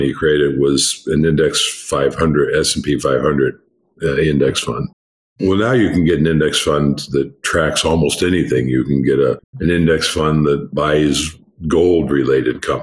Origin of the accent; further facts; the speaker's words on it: United States; I'm an American